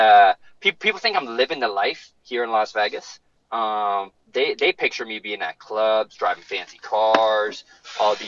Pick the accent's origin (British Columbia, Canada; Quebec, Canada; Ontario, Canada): Ontario, Canada; Peterborough; I've rapped Peterborough hard, man. That's my city.